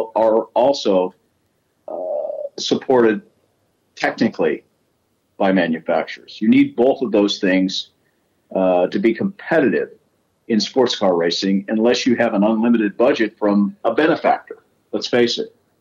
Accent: United States; I'm an American

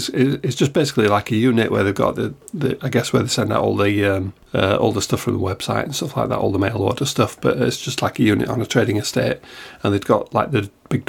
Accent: United Kingdom; I don't know if this was ad hoc or just because we're British, but basically you queue, don't you?

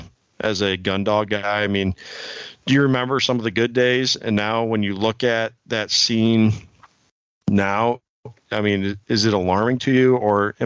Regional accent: Illinois, United States; now in Iowa, United States; I grew up in Illinois as well. I live in Iowa now, but I was over on the Quad City side of the state

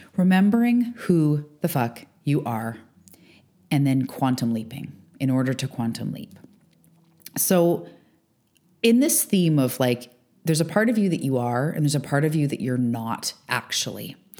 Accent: Canada; now in Vancouver Island, Canada

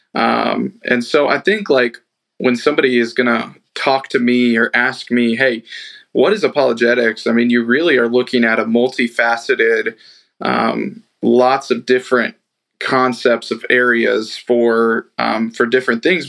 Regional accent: Kansas City, United States; growing up in Kansas City, big Royals, Chiefs fan

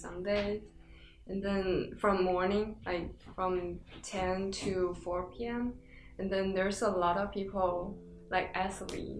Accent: Shanxi, China; now in Beijing, China; I was born in Shanxi, but I live in Beijing, China. And I'm from the same place as Tiffany.

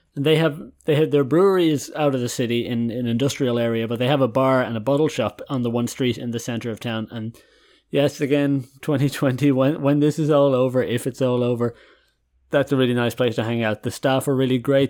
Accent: Dublin, Leinster, Ireland; moved away as an adult; also born or lived in County Westmeath, Ireland / Germany; now in Haarlem, Netherlands; I'm Irish, born and raised there for twenty-three years. live in Dublin for a lot of my life. Consider myself a Dubliner

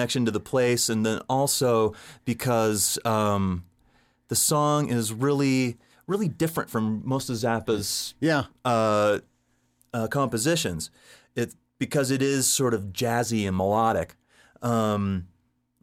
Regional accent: Southern California, United States; I grew up in Southern California

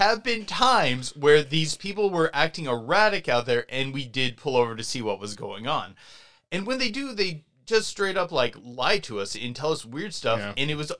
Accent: Hayden, United States; I grew up way out in the sticks. And, like, I'm from Hayden. There's, like, almost no one in Hayden. It's a small, isolated community.

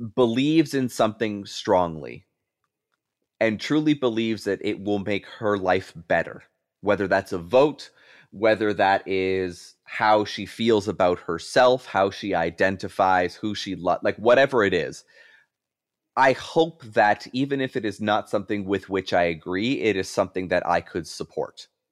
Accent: Canada; moved away as an adult; now in Buffalo, United States; as a Canadian citizen, even though I live in the United States

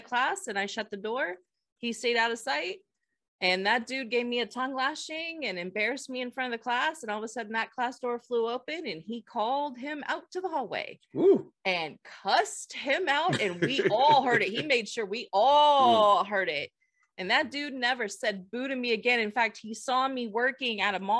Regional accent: Bay Area, California, United States; I grew up in the Bay Area

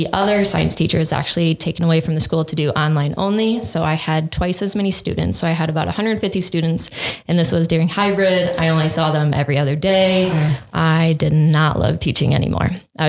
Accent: Clayton County, Iowa, United States; moved away as an adult; now in Dubuque, United States; I'm not originally from Dubuque, so it was cool to see something come along. I'm originally from up in Guerneville, which is about 600 people, just an hour north of here. So very small compared to Dubuque County. Grew up on a dairy farm, like 500 acres.

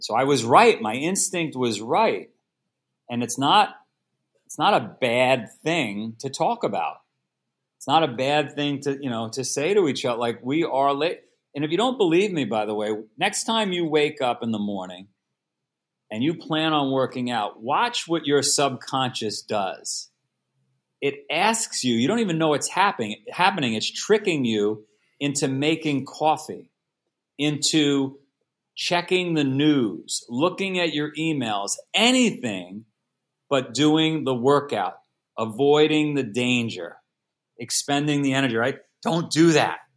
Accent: New York City, New York, United States; moved away as an adult; now in Vermont, United States; I was born in Queens, New York. If you saw the movie Goodfellas, I grew up in Ground Zero, for that movie

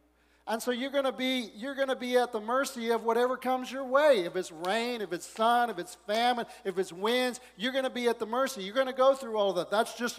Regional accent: the South, United States; born there; I was born in the South, and so I got to say, how you doing?

